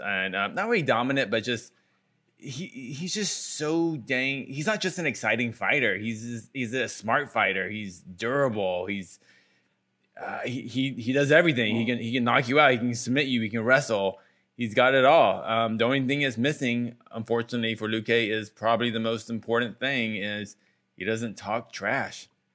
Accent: Houston, Texas, United States; I'm from Houston

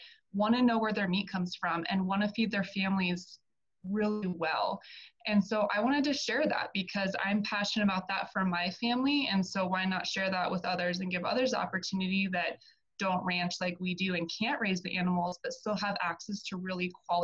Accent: Arizona, United States; moved away as an adult; also born or lived in Colorado; I'm originally from Arizona, born and raised there

